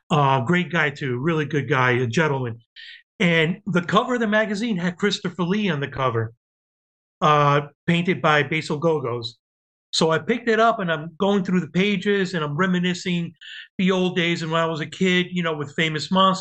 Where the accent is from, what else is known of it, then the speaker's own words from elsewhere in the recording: Cuba; born there; moved away; I was living, well, I was born in Cuba, and we came in 1966.